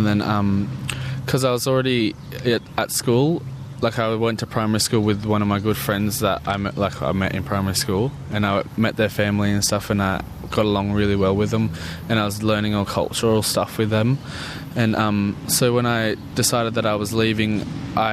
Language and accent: English; Taree, New South Wales, Australia; moved away; my hometown in Taree